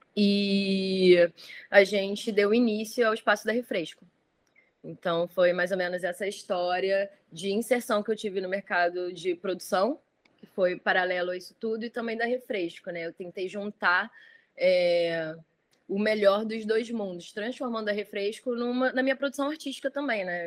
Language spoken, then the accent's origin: Portuguese; Rio de Janeiro, Brazil; Eu sou galerista, produtora carioca, nascida e criada no Rio.